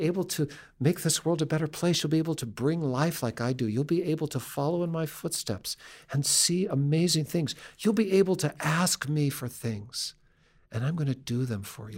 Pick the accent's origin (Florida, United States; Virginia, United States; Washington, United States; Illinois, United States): Washington, United States; Seattle; we grew up in Seattle